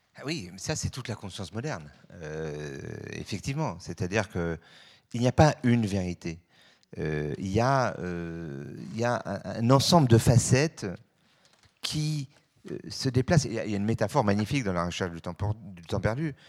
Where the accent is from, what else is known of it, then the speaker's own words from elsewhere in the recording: Switzerland; je suis suisse